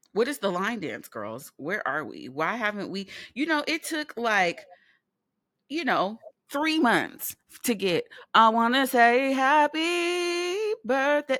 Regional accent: California, United States; moved away; also born or lived in New York; we are from California, a place where the people are not kind, but they are nice

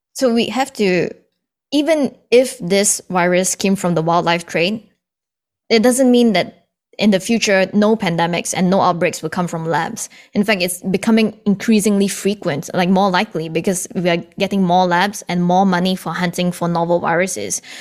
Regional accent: Singapore; also born or lived in Canada; now in Boston, United States; I was born in Canada, but I grew up in Singapore. And then I moved back to Canada. And now I, I'm based in Boston

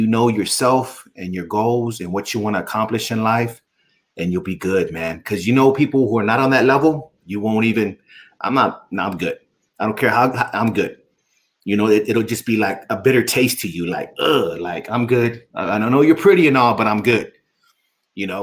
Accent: Texas, United States; I was born and raised in Texas

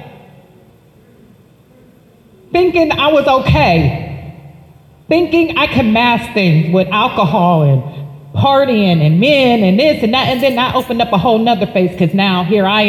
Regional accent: Youngstown, Ohio, United States; also born or lived in Columbus, Ohio; I was born in Youngstown, Ohio.

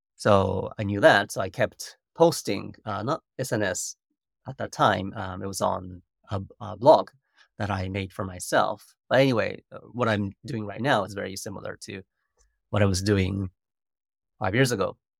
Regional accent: Japan; English is a second language; moved away as an adult; also born or lived in United States

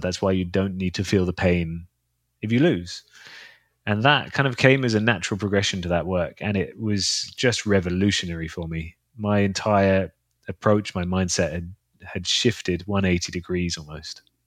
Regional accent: London, United Kingdom; in London, in my hometown

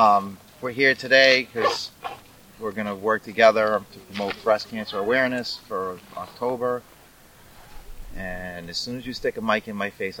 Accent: Conway, Maine, United States; also born or lived in Bridgton, Maine; now in Kennebunk, United States; My grandfather was a painter in town. I grew up running around Hurricane Mountain Road. Grandparents had a house on Hurricane Mountain Road.

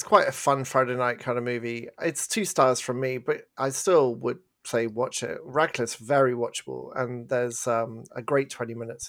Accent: England, United Kingdom; moved away; we're from England

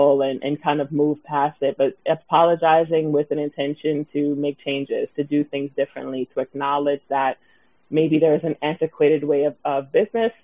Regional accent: New York City, New York, United States; I am born and raised in Brooklyn, and I still live here.

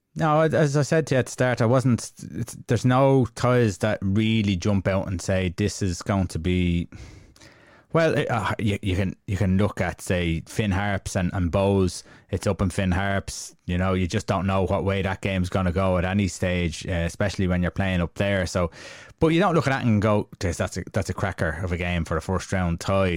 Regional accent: Ireland; we're Irish

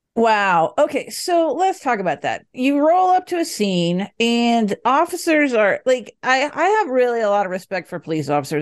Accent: Dallas, Texas, United States; now in Denver, United States; I grew up in Dallas

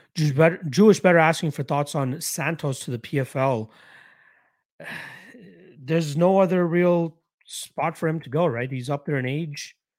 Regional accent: Canada; Being a Canadian

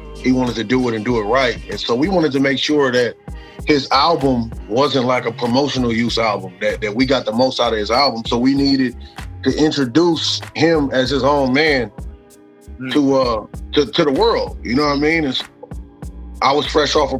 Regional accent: Riverside, California, United States; I'm from Riverside, California

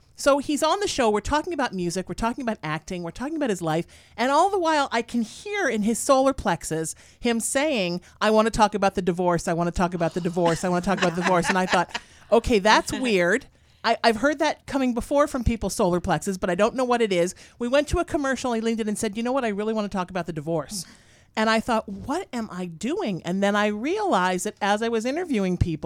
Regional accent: United States; also born or lived in New Haven, Connecticut / Huntington Beach, California / Sherman Oaks, California; I grew up in New Haven, Connecticut, then Huntington Beach

